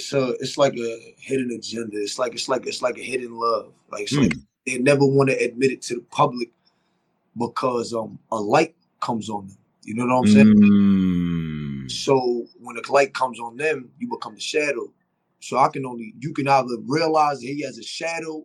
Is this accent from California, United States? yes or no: no; New York City, New York, United States; We Brooklyn. We New York.